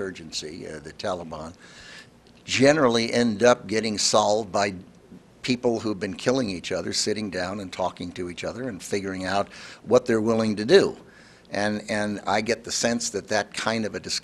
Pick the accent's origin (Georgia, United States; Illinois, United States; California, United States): Illinois, United States; I'm from Illinois